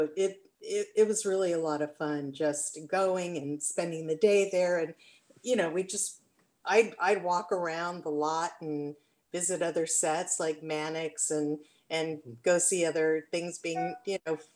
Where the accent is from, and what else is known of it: Los Angeles, California, United States; born or raised there; also born or lived in Atlanta, Georgia